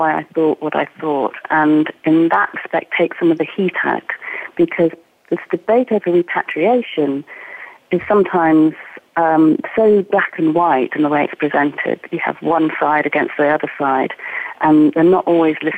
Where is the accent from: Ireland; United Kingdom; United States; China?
United Kingdom; Oxford, South East England; now in Scotland, United Kingdom; I grew up in Oxford